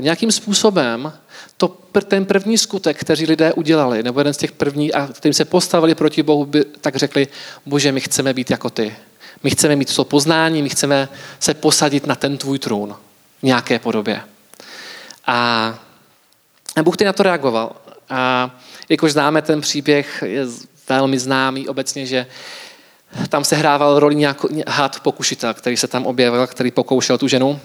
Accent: Czechia; jako Češi

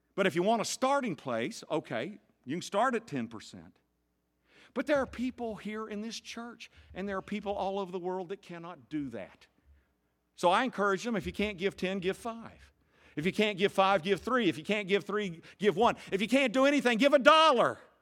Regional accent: the South, United States; I grew up in the South

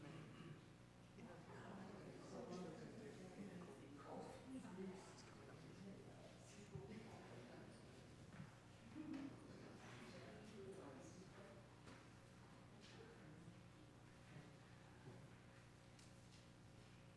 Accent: United Kingdom; we're British

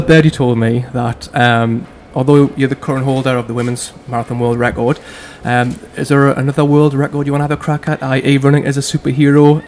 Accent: Newcastle upon Tyne, North East England, United Kingdom; accent: Geordie; my accent is a bit of a giveaway as to where I'm from

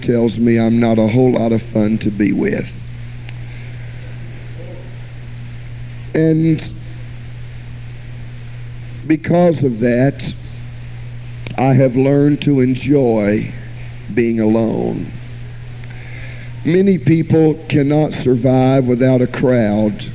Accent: Jacksonville, Florida, United States; also born or lived in Miami, Florida; I was born in Miami, Florida, and was raised all of my childhood in Jacksonville, Florida

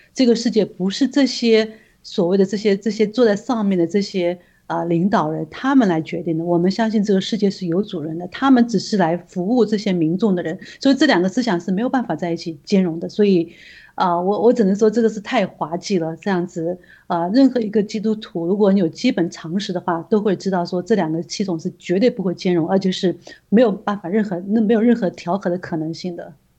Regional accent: China; 对我们中国人来说的话，我们要夺回我们的家园，夺回我们那个神州大地

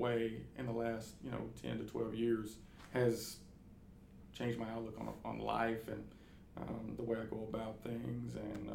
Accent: Luverne, Alabama, United States; moved away; also born or lived in Oklahoma / Greenwood, Arkansas; grew up outside of Luverne, Alabama

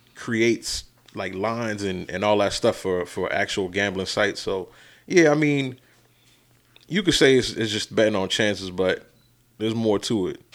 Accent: New York, United States; as a kid growing up in New York in the beginning

